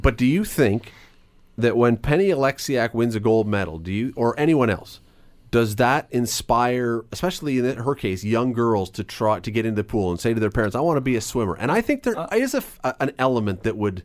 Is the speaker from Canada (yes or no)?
yes; Canada